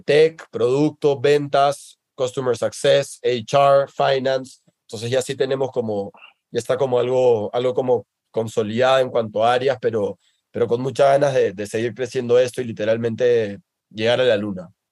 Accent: Peru; now in Mexico; en mi país

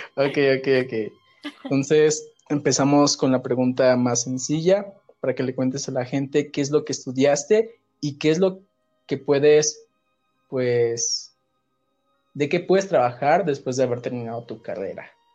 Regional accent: Ciudad del Carmen, Campeche, Mexico; allá Ciudad del Carmen, Campeche

